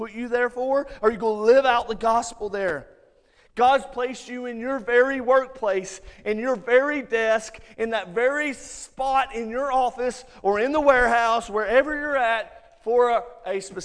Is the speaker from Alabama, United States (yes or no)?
yes; Muscle Shoals, Alabama, United States; accent: Alabama; moved away as an adult; also born or lived in Orlando, Florida / Colorado; now in Hazel Green, United States; I grew up in Muscle Shoals, and Alabama people are weird. You guys know it. We are. We all have a weird accent